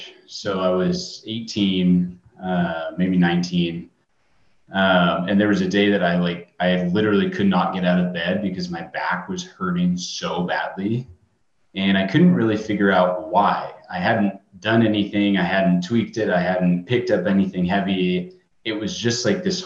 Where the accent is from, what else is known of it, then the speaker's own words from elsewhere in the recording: Southern California, United States; I grew up in Southern California, so I was always going to the beach and doing club swimming.